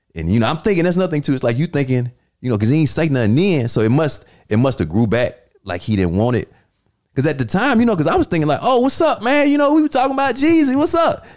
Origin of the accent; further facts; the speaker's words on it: Atlanta, Georgia, United States; moved away; I'm from Southwest Atlanta